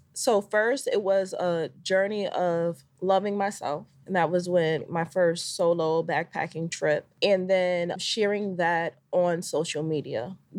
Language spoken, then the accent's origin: English; Jamaica; Then I was like, being Jamaican, I was like, I did that. So now I got to represent for my country.